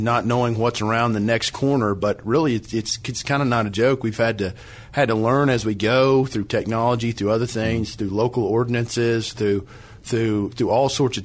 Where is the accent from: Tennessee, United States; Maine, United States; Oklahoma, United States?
Oklahoma, United States; Lincoln County; I grew up in Lincoln County, Oklahoma